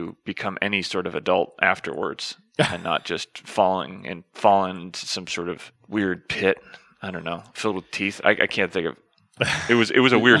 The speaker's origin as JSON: {"language": "English", "town": "Tallahassee", "region": "Florida", "country": "United States", "tie": "born or raised there", "said": "I grew up in North Florida"}